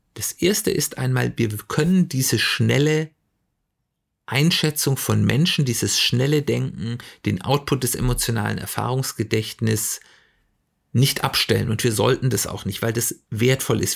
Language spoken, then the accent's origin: German; Germany; wir als Deutsche